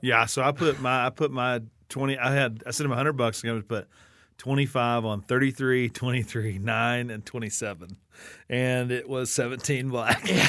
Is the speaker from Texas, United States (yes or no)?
yes; Wichita Falls, Texas, United States; We grew up in Wichita Falls